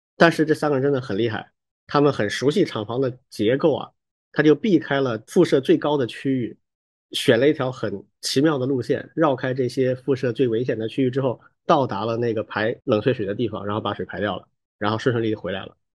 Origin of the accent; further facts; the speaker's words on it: China; 我们中国人